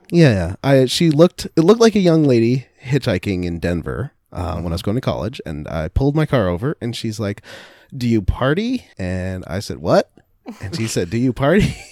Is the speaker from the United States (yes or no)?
no; Canada; as a Canadian